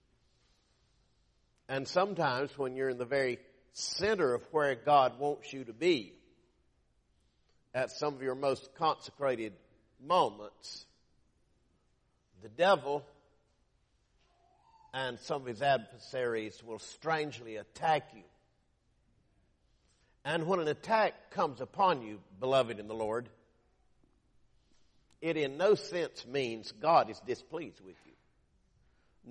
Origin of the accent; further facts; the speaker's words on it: Lumberton, North Carolina, United States; my hometown of Lumberton, North Carolina